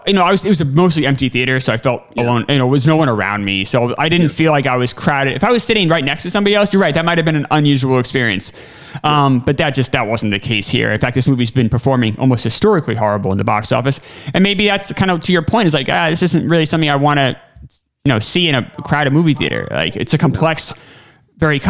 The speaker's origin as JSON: {"language": "English", "region": "New Hampshire", "country": "United States", "tie": "born or raised there", "said": "I grew up in New Hampshire, so I only had white history teachers"}